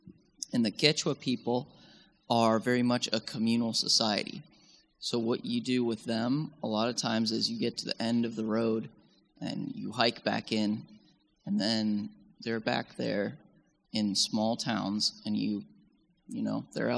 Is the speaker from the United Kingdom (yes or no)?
no; Bolivia; I was born and raised in Bolivia in South America in really high mountains.